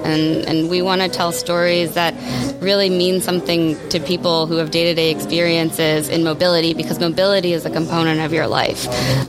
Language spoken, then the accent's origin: English; Detroit, Michigan, United States; So yes, Detroiter for life. I born and raised in Detroit, east side of Detroit.